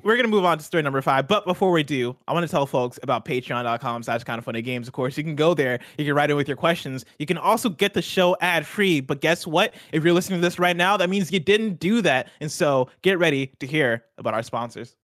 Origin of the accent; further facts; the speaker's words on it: United States; we're American.